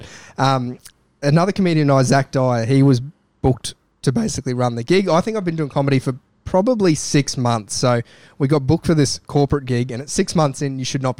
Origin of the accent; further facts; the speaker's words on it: the Burdekin, Queensland, Australia; So I'm from the Burdekin